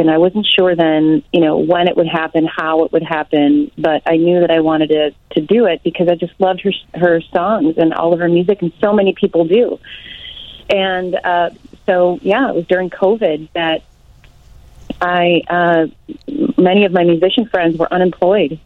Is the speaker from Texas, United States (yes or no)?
no; Arlington Heights, Illinois, United States; I grew up in Arlington Heights when it was kind of a small town